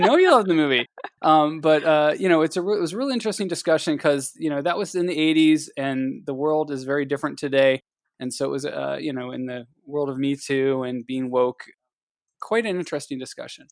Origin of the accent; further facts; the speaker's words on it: Ohio, United States; I'm from Ohio